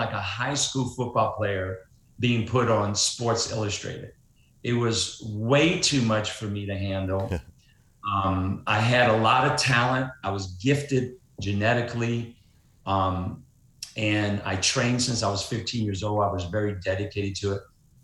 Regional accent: New Orleans, Louisiana, United States; I grew up in New Orleans, Louisiana

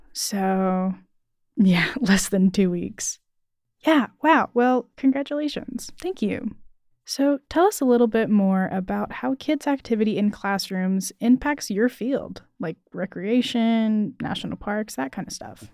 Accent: Cary, North Carolina, United States; I am from Cary

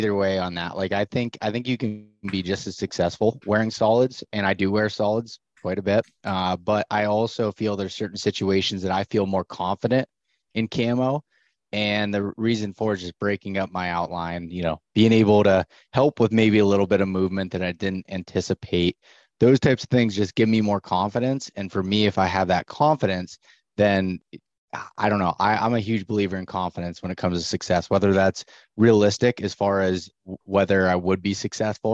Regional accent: Pennsylvania, United States; I'm from Pennsylvania. I've hunted the big woods Appalachian region of Pennsylvania

